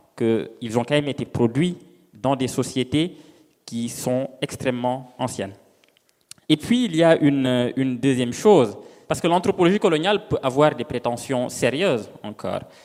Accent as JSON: {"language": "French", "country": "Senegal", "moved": "yes", "said": "je viens du Sénégal, euh, d'un petit village où je retourne assez souvent"}